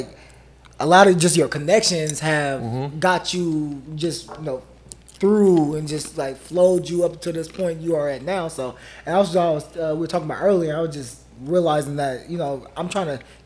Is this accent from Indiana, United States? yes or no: no; Oakland, California, United States; as a young African-American male growing up in Oakland